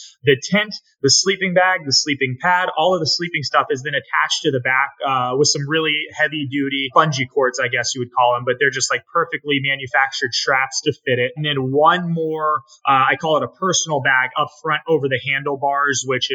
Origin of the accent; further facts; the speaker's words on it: Naples, Florida, United States; I'm from Naples, Florida